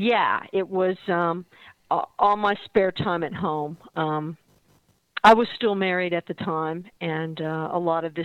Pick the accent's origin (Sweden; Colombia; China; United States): United States; Dallas, Texas; also born or lived in Fort Worth, Texas; now in San Francisco, United States; I grew up in Dallas